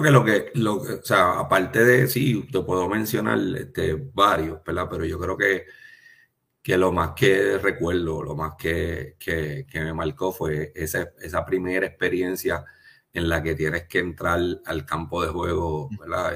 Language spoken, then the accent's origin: Spanish; Trujillo Alto, Puerto Rico; also born or lived in United States / Ponce; Yo soy original de Trujillo Alto. Nací, y me crié en Trujillo Alto.